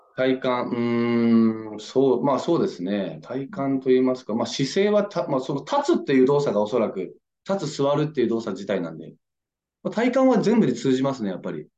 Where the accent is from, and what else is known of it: Nagasaki, Japan; born or raised there; moved away as an adult; now in Yokohama, Japan